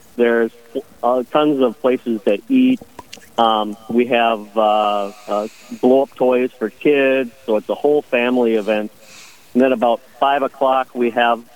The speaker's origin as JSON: {"language": "English", "town": "Bemidji", "region": "Minnesota", "country": "United States", "said": "I am from Bemidji"}